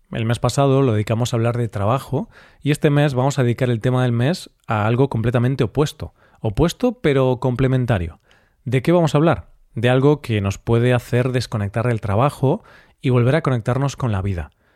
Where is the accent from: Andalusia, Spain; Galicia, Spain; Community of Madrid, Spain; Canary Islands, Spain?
Galicia, Spain; mi tierra